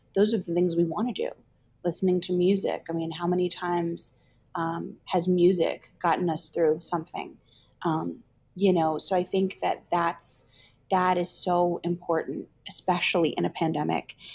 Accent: New Jersey, United States; I grew up in New Jersey

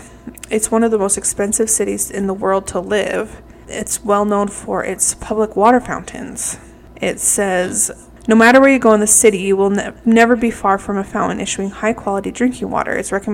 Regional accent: Utah, United States; we're from Utah

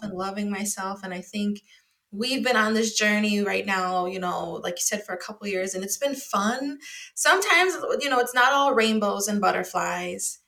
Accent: Wisconsin, United States; now in Chicago, United States; I'm from Wisconsin

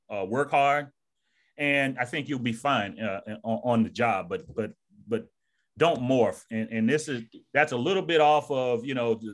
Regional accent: Georgia, United States; this is not how I spoke when I was a, a young man growing up in Georgia. I, I used a lot of slang. Yeah. You know, from the South, man.

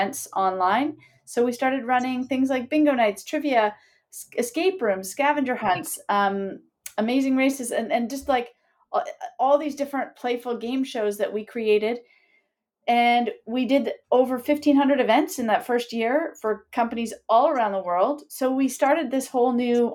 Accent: Sudbury, Ontario, Canada; moved away as an adult; also born or lived in Kingston, Canada; now in Toronto, Canada; I grew up in Sudbury

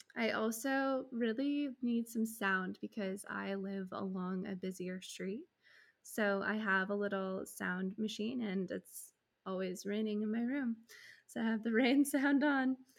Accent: United States; As an American

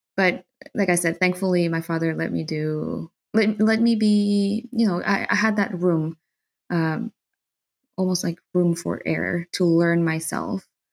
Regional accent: Santa Cruz, Bolivia; English is a second language; also born or lived in Buenos Aires, Argentina / Toronto, Canada; now in Germany; I grew up in Bolivia

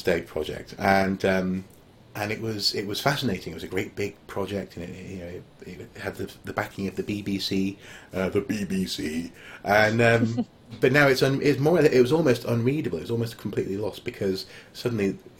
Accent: North Wales, United Kingdom; I grew up in North Wales, famously very patchy internet

